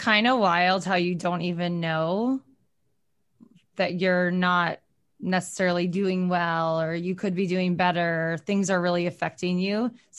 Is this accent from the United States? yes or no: yes; Michigan, United States; I grew up in Michigan and a lot of my family is from Ohio